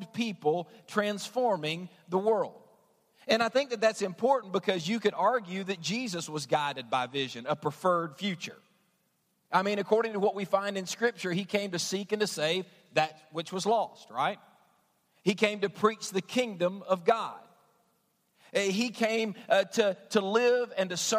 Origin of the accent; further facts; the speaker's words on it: New Orleans, Louisiana, United States; also born or lived in Southwest Georgia / West Virginia; now in Lexington, United States; I'm from Georgia. I grew up in New Orleans, lived in West Virginia